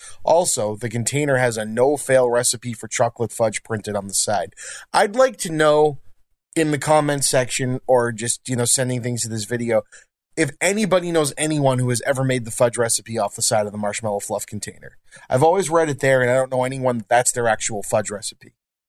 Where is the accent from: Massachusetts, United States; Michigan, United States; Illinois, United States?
Massachusetts, United States; Lynn; we happen to be from Lynn, Massachusetts